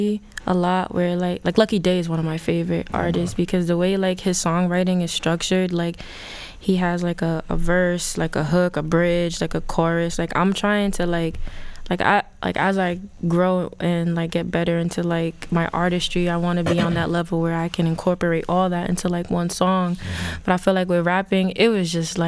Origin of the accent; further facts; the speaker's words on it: Providence, Rhode Island, United States; I'm from Providence, the South Side. Grew up, born and raised